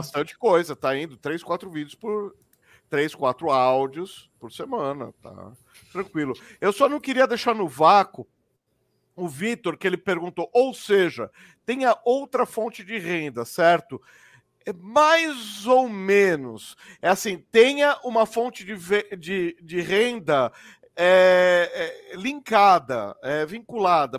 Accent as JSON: {"language": "Portuguese", "country": "Brazil"}